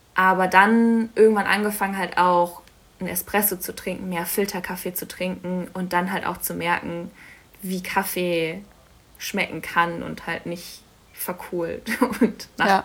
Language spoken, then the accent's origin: German; Berlin, Germany; moved away as an adult; also born or lived in Stuttgart / Cologne; ich komme aus Berlin ursprünglich, bin da aufgewachsen